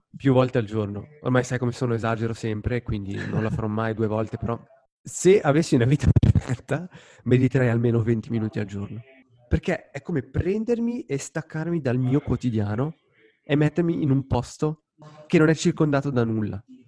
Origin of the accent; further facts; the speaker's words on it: Lugano, Ticino, Switzerland; Lugano, la mia città natale